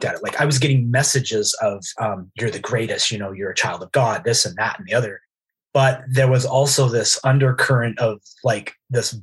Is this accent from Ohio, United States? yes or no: no; Idaho, United States; I'm from Idaho.